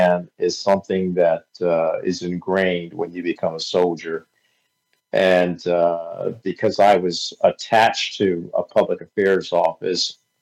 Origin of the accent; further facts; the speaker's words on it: Hagerstown, Maryland, United States; moved away as an adult; also born or lived in Tulsa, Oklahoma; I started in radio at the age of 16 in my hometown of Hagerstown, Maryland